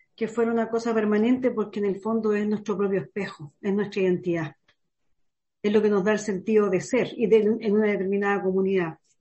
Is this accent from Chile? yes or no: yes; Chile; nosotros como chilenos